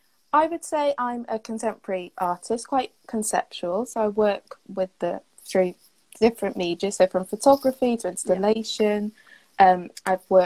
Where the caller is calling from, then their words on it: Cardiff, Wales, United Kingdom; So today I'm in Cardiff, Wales.